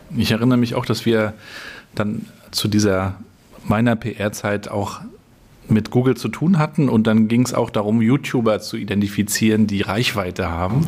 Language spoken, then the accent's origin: German; Northern Germany, Germany; also born or lived in Hamburg; Du bist ja Nordlicht, so wie ich auch